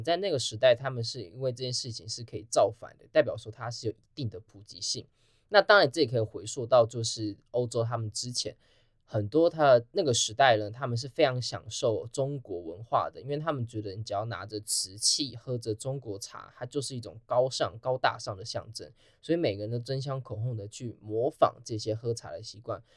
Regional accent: Taiwan; 那台湾又身为一个全世界唯一一个支持川普过半的国家，所以我们站的角色就很非常的微妙

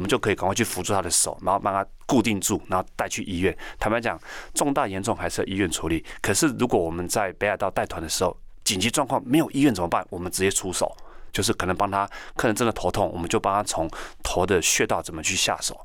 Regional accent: Taiwan; 我们台湾人穿得像熊一样

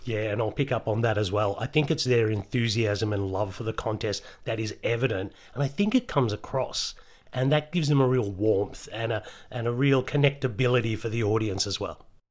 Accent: Australia; if I wasn't Australian

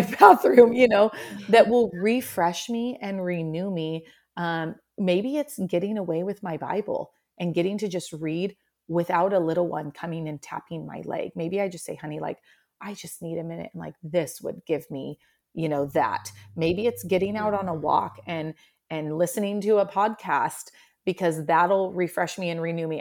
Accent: Oregon, United States; also born or lived in Central Washington; now in Washington, United States; I'm originally from Oregon, about three hours south and my family's still there

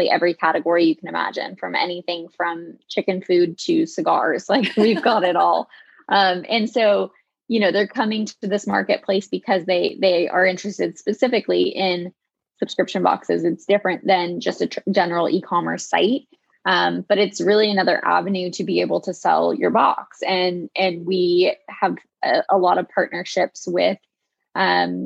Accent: Connecticut, United States; moved away as an adult; also born or lived in California; I am originally from Connecticut

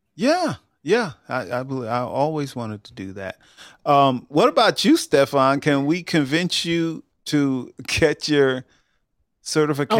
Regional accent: Long Island, New York, United States; moved away; also born or lived in Georgia; I grew up in Long Island

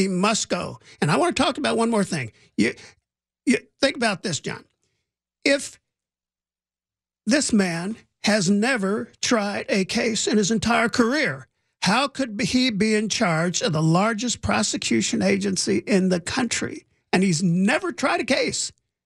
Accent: Indiana, United States; now in Los Angeles, United States; I grew up in Indiana in the 60s and the 70s when it was a little bit racially tense in this country.

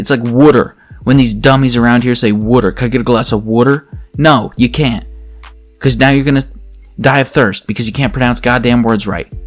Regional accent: Pennsylvania, United States; accent: Pennsylvania; my Pennsylvania accent

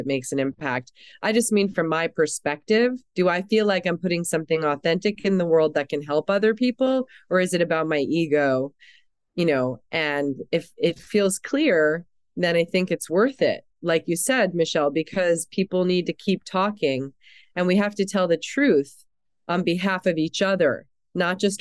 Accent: New York City, New York, United States; also born or lived in Germany; I'm was born in Europe. I'm still a German citizen. I was raised in New York City

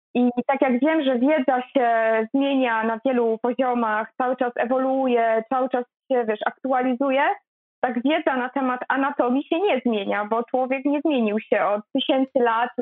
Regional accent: a village in Greater Poland, Poland; moved away as an adult; now in Poznań, Poland; ja pochodzę z bardzo małej miejscowości, z wsi tak naprawdę wielkopolskiej

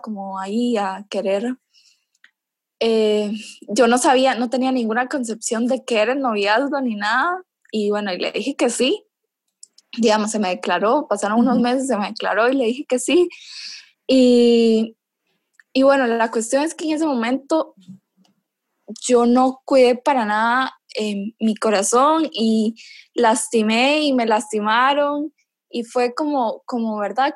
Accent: Nicaragua; moved away as an adult; now in Costa Rica; soy nicaragüense actualmente vivo en Costa Rica

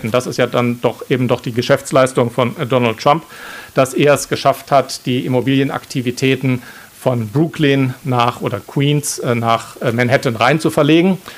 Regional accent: Baden-Württemberg, Germany; da, wo ich herkomme, im Schwarzwald, muss man das Ei auf den Löffel legen und ins Ziel tragen.

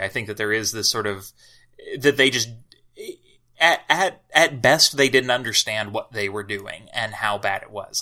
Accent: Southern Illinois, United States; moved away; also born or lived in Kentucky; I'm from, uh, Southern Illinois, which is considered sort of the upland south of the lower Midwest

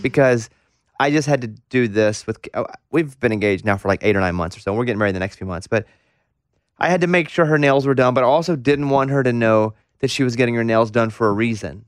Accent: Arkansas, United States; growing up in Arkansas

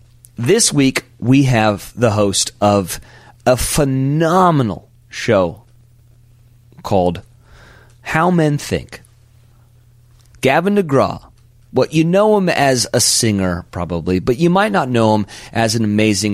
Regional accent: Monterey, California, United States; another episode that we're doing from my hometown of Monterey, California, in Pebble Beach, California

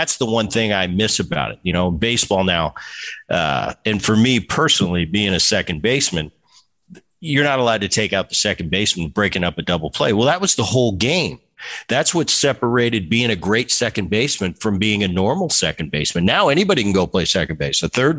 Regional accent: Philadelphia, Pennsylvania, United States; And I grew up in Philly. So I'm watching the 70s and the 80s into the 90s.

